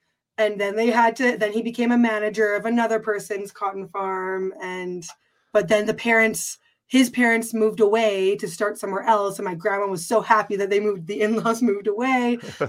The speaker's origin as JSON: {"language": "English", "country": "Canada", "tie": "born there", "said": "I was, though. My mother's American."}